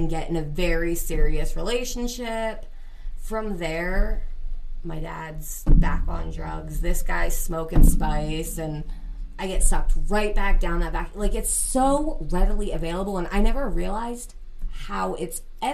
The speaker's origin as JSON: {"language": "English", "town": "Lebanon", "region": "Pennsylvania", "country": "United States", "tie": "born or raised there", "said": "to Lebanon, where my mom is. That's where I grew up. It's my hometown"}